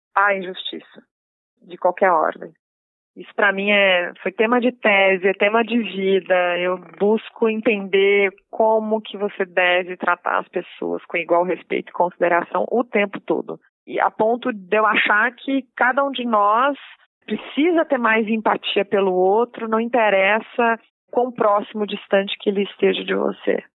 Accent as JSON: {"language": "Portuguese", "town": "Lins", "region": "São Paulo", "country": "Brazil", "tie": "born or raised there", "also_born_or_lived": "Rio de Janeiro", "moved": "yes", "lives_now": "São Paulo, Brazil", "said": "Nasci no interior de São Paulo, numa cidade que chama Lins. Fui criada no interior de São Paulo, depois eu fui criada no Rio de Janeiro."}